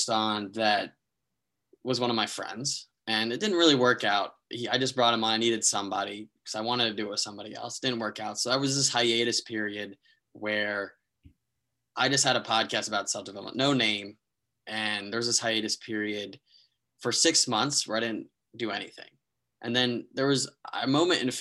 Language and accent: English; New Jersey, United States; also born or lived in Maryland; I'm from New Jersey, went to school in Maryland